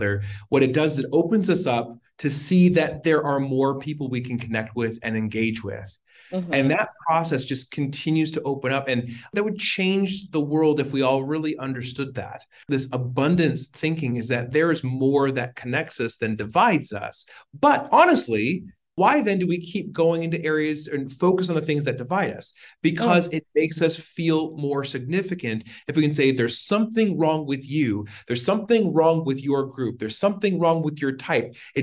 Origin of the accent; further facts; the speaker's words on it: Washington, United States; now in Arizona, United States; born and raised in Washington and live in Arizona